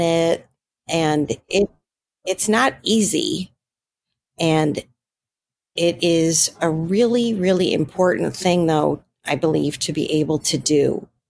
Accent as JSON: {"language": "English", "town": "Buffalo", "region": "New York", "country": "United States", "moved": "yes", "said": "I'm from Buffalo, just right on the border there."}